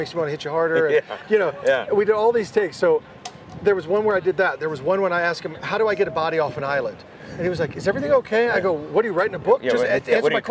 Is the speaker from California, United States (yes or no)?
no; Kansas City, Missouri, United States; I'm from Kansas City